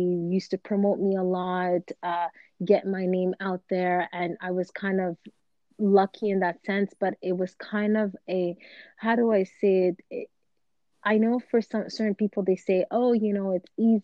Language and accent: English; Canada; we are from Canada